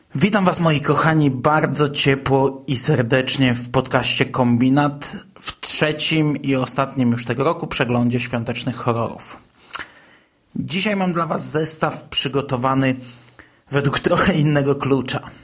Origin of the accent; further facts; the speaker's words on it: former Toruń Voivodeship, Kuyavian-Pomeranian Voivodeship, Poland; moved away; Pochodzę ze starego województwa toruńskiego i w Toruniu mieszkałem kilka lat